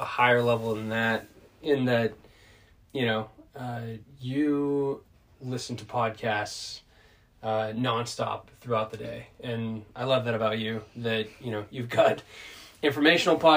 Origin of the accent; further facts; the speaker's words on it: Oklahoma, United States; I'm from Oklahoma.